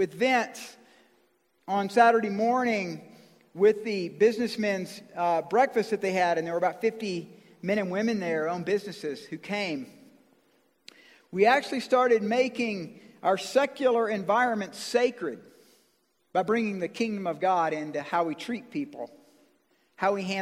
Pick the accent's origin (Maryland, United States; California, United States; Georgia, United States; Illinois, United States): Georgia, United States; I'm from Georgia